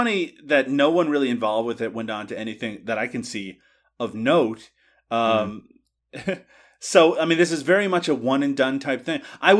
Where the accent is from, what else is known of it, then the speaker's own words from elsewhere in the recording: Canada; I'm Canadian.